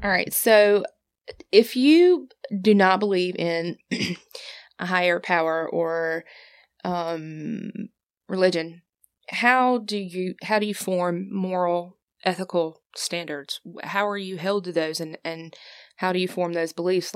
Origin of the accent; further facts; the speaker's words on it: the South, United States; I was raised in the South